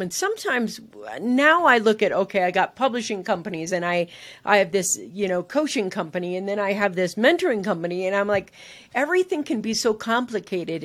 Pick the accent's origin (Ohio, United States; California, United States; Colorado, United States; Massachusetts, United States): California, United States; San Francisco; I literally was living in San Francisco. That's where, you know, I grew up in California